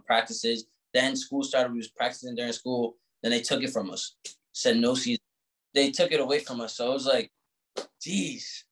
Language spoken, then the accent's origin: English; Providence, Rhode Island, United States; I'm from Providence